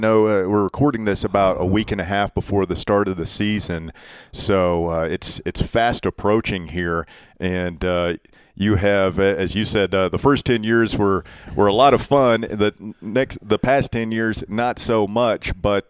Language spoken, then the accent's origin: English; East Tennessee, United States; growing up in East Tennessee.